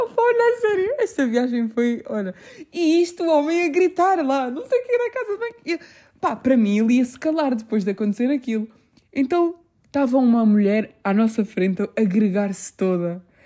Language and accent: Portuguese; Portugal; also born or lived in England; eu só nasci em Inglaterra e eu vim para aqui, eu sou portuguesa